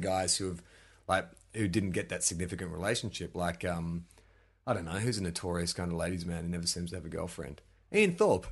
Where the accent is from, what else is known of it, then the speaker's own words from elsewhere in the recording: Melbourne, Victoria, Australia; moved away; growing up in Melbourne, you know, you got Saint Kilda Beach